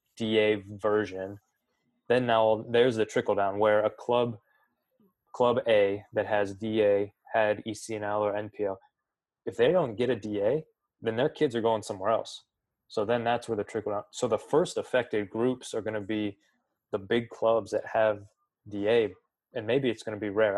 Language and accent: English; 45 minutes from LeBron James High School, Ohio, United States; I grew up 45 minutes from LeBron James High School